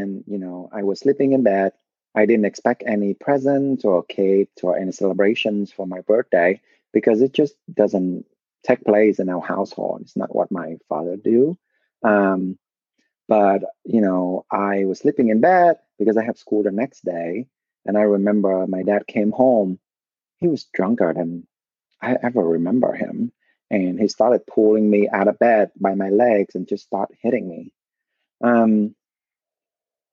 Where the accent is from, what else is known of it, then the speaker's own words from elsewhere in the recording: Vietnam; moved away; I was born and raised in Vietnam.